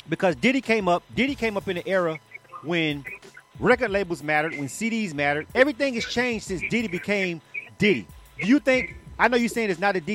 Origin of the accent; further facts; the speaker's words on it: Florida, United States; I'm from Florida